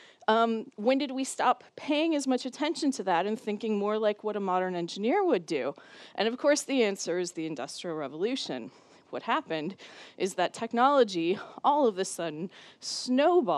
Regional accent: Minnesota, United States; moved away as an adult; now in Cambridge, United Kingdom; the University of Minnesota, which is my home state and where I did my PhD

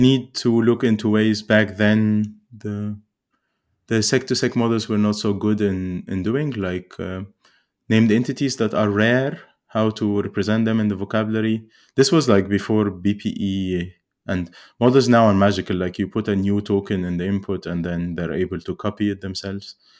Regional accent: Cairo, Cairo Governorate, Egypt; I grew up in Cairo

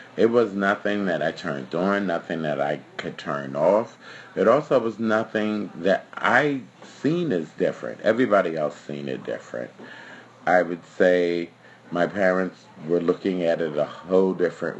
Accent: New York City, New York, United States; also born or lived in Park Slope, Brooklyn; Then I moved to Bushwick as a child, which was a wonderful and family-oriented place.

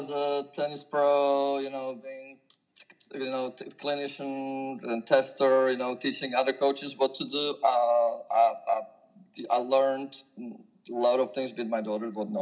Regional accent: Slovakia; moved away as an adult; now in Fairhope, United States; I'm originally from Slovakia, which until 1992 was called Czechoslovakia, where I grew up playing tennis as a junior

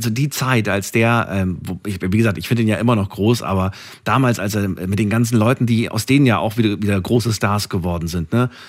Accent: Frankfurt, Hesse, Germany; das ist halt die Musik, mit der man groß geworden ist. Und gerade als Frankfurter kennt man

